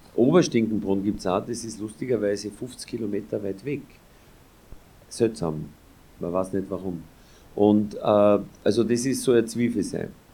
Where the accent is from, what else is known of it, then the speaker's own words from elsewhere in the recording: Austria; wo ich herkomme, also Grenze zwischen Ober- und Niederösterreich, Ober der Donau